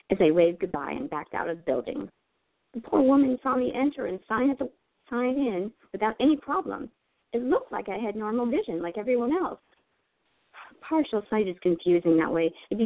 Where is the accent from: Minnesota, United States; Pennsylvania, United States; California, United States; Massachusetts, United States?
Pennsylvania, United States; Girard; moved away as an adult; also born or lived in Indonesia; I grew up in a small town in Girard, Pennsylvania